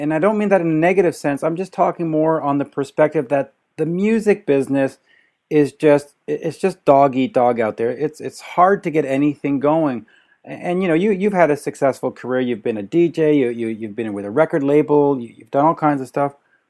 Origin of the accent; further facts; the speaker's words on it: Canada; I'm Canadian, so we have our own pronunciation of so many words, like about and all those wonderful things.